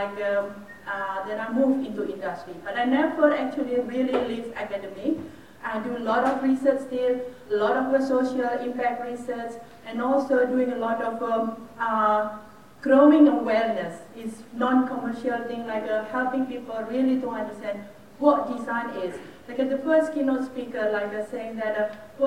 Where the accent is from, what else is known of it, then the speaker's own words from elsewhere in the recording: Indonesia; I was born and raised in Indonesia, but I did a bit of my work and then my study overseas.